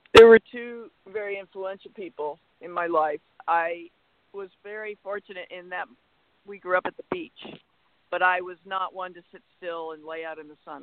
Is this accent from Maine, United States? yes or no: yes; Portland, Maine, United States; now in California, United States; I grew up in Portland, Maine